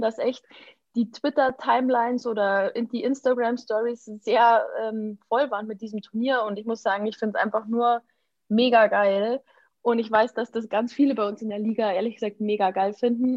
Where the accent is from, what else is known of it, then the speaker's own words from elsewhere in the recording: Germany; bei uns in Deutschland